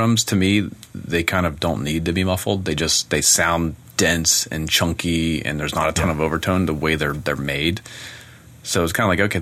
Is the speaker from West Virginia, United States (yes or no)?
yes; West Virginia, United States; I was born in West Virginia